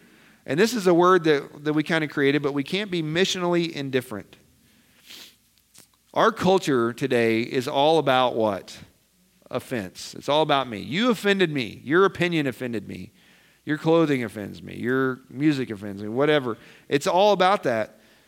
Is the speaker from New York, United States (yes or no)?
no; Nebraska, United States; And here we come from Nebraska, of all places, right?